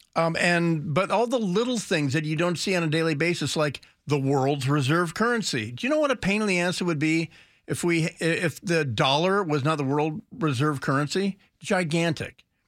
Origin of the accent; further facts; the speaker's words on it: United States; you get frustrated as an American